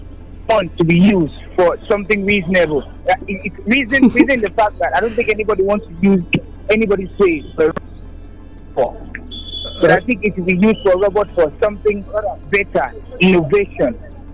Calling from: Akure, Ondo, Nigeria; Calling from Akure.

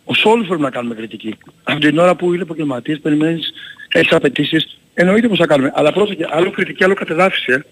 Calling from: Central Greece, Greece; από την Εύβοια, τι κάνετε.

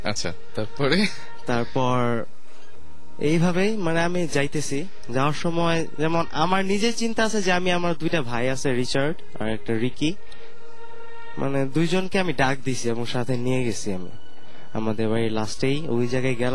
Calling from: Mohammadpur, Dhaka Division, Bangladesh; also born or lived in Tongi; আমি মোহাম্মদপুর থেকে আমার গ্রামে টঙ্গিতেই মাইকের কাছে মুখটা

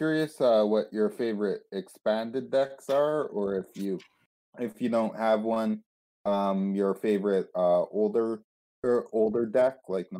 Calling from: Toronto, Ontario, Canada; I'm calling from Toronto.

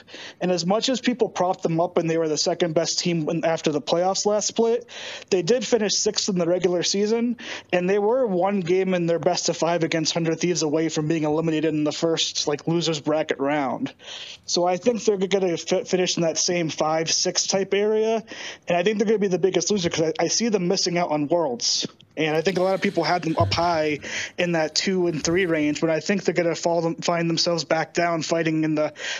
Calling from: Boise, Idaho, United States; I am calling from Boise, Idaho.

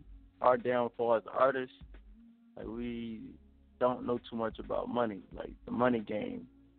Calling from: Collegeville, Pennsylvania, United States; I'm calling from Collegeville. Collegeville, PA.

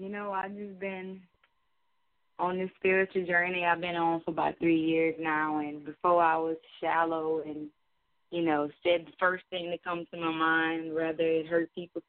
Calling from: Louisiana, United States; I'm calling from Louisiana.

